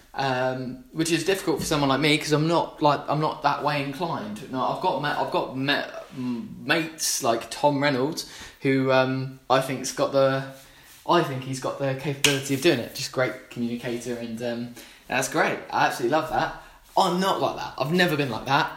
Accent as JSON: {"language": "English", "town": "Gosport", "region": "South East England", "country": "United Kingdom", "said": "we're from Gosport"}